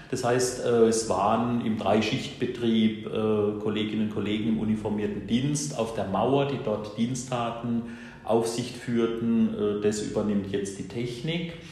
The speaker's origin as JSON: {"language": "German", "town": "Bruchsal", "region": "Baden-Württemberg", "country": "Germany", "tie": "born there", "said": "bin jetzt gerade 53 Jahre alt geworden. Ja, bin geboren hier in Bruchsal, also ganz in der Nachbarschaft vom Gefängnis, steht das Krankenhaus nebenan."}